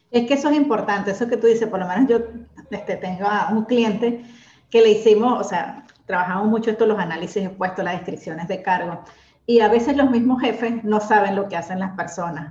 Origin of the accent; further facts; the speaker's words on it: Venezuela; moved away as an adult; now in Argentina; soy venezolana, tengo ya seis años viviendo acá en Argentina